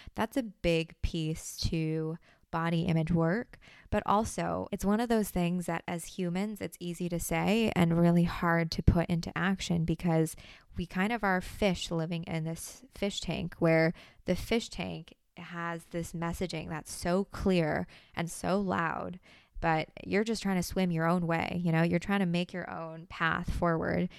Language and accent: English; United States; I'm Asian American, but also having grown up in the States